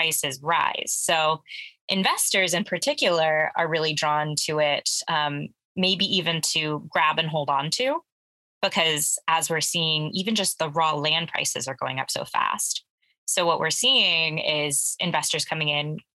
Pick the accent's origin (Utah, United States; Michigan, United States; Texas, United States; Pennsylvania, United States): Texas, United States; Dallas; now in Austin, United States; I'm from Dallas